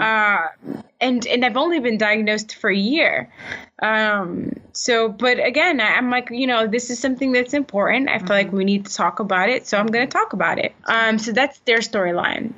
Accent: Miami, Florida, United States; moved away as an adult; also born or lived in Atlanta / New York / Washington, District of Columbia, United States / Los Angeles; I grew up in Miami, Florida

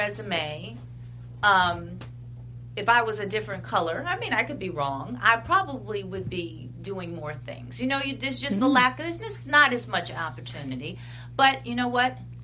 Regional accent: Chicago, Illinois, United States; moved away; also born or lived in Hollywood; I grew up in Hyde Park, and in Hyde Park, that's where Barack was living with his family

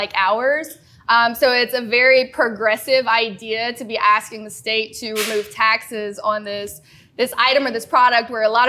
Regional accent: Shreveport, Louisiana, United States; now in Baton Rouge, United States; I am originally from Shreveport, Louisiana

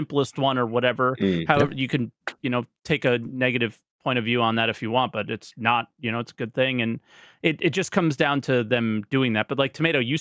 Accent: United States; I'm American

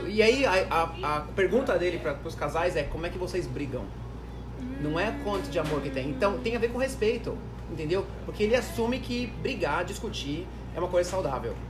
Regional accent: Brazil; por ser brasileiro

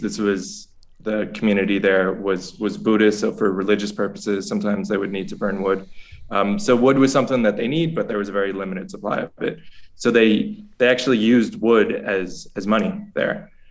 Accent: New York, United States; moved away as an adult; now in El Salvador; I'm originally from New York. I've been down here in El Salvador since August

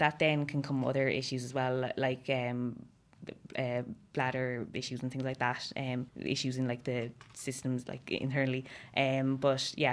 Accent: Waterford, Munster, Ireland; moved away as an adult; now in Dublin, Ireland; I'm from Waterford originally, living in Dublin for the last 3 years.

